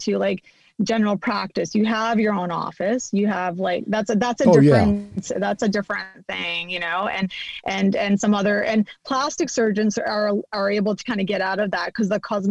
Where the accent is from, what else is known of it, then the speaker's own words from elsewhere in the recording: Canada; moved away as an adult; now in California, United States; we're from Canada